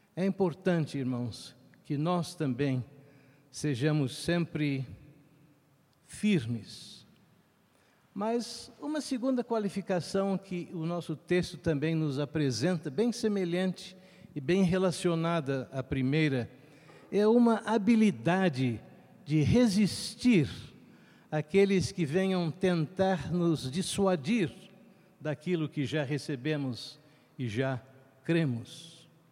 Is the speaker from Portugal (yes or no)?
no; Rio de Janeiro, Brazil; moved away; Eu me lembro quando eu era criança, ainda residindo no Rio de Janeiro